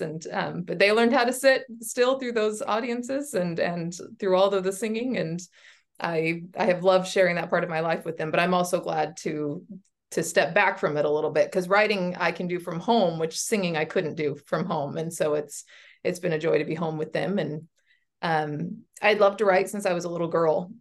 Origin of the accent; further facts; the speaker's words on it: Washington, United States; I was born and raised here in Washington.